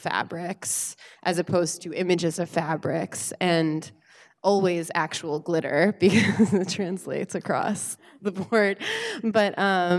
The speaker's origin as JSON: {"language": "English", "region": "North Carolina", "country": "United States", "tie": "born or raised there", "said": "I was born and raised in North Carolina."}